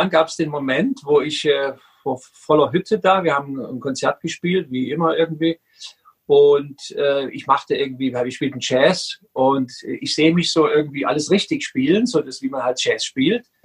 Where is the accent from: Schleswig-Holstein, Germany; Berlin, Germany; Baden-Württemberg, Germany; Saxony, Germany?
Saxony, Germany; Dresden; born there; Ich bin im, im Osten geboren, in Dresden damals habe da ähm, einen schönen Musikweg gemacht, habe dann irgendwann Musik studiert